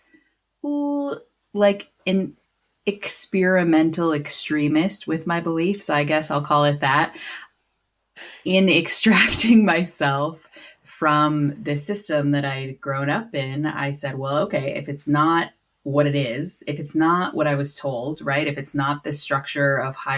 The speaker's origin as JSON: {"language": "English", "region": "Wisconsin", "country": "United States", "tie": "born or raised there", "said": "So I was raised, I grew up in Wisconsin in the States"}